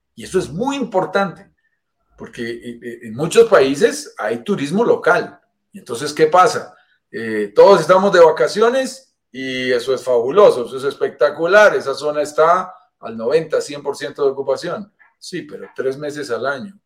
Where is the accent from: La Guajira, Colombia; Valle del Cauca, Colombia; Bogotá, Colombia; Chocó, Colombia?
Bogotá, Colombia; Nacido en la montaña, vivo en, los Andes, vivo en Bogotá, Colombia, lo sentirás por mi acento